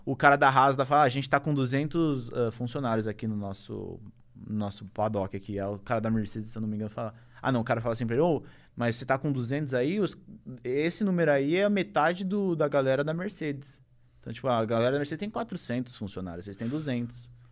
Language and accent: Portuguese; Brazil; como brasileiro